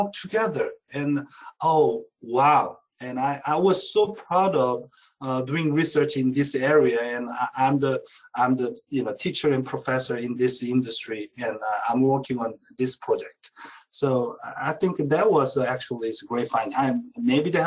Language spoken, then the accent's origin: English; South Korea; now in United States; I'm originally from Korea